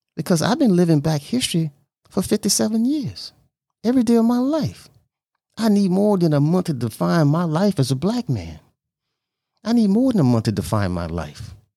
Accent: Louisiana, United States; I was born in Louisiana

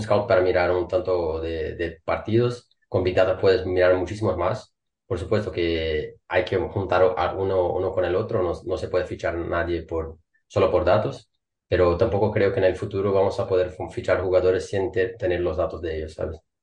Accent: Brazil; Spanish is a second language; moved away as an adult; now in Denmark; soy brasileño

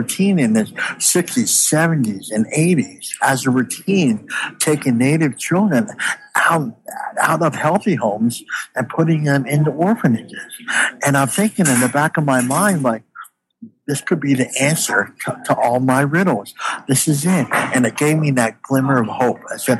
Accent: Canada; "Hey, I'm from Canada. This is pretty cool."

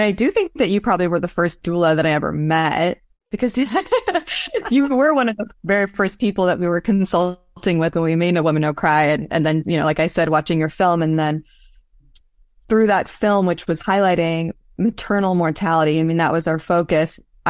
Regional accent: Los Angeles, California, United States; Like my world that I grew up in Los Angeles was really, you know, I wanted to be an artist.

